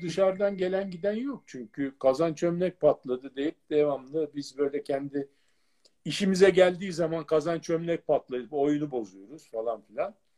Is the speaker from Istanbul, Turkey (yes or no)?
yes; Acıbadem, Istanbul, Turkey; Acıbadem'de bir evimiz vardı